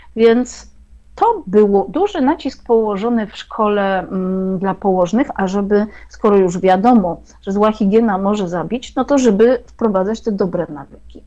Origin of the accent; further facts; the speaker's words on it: Jadowniki, Lesser Poland, Poland; o jadownikach, o mojej wsi położonej 60 km na wschód od Krakowa